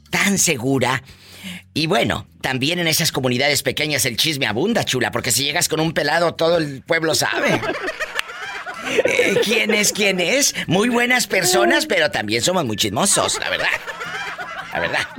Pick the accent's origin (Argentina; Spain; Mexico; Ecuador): Mexico; Michoacán; Yo soy de Michoacán.